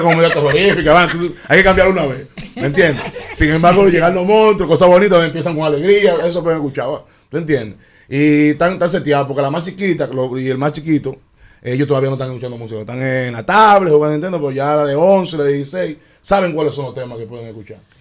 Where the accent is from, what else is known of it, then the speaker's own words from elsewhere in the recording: Dominican Republic; Yo nunca dejé de rapear como rapeamos aquí. Mi jerga siempre activa